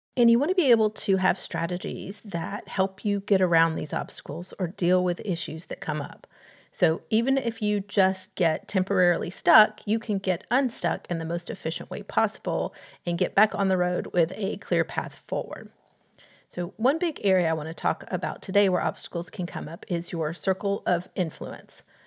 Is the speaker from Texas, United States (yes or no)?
no; Atlanta, Georgia, United States; having grown up in Atlanta